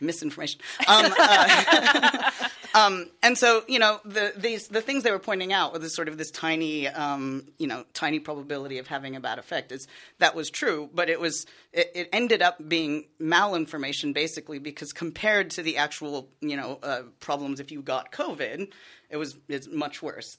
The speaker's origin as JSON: {"language": "English", "country": "United States", "accent": "American", "moved": "yes", "said": "I'm American, if you can't tell by my accent"}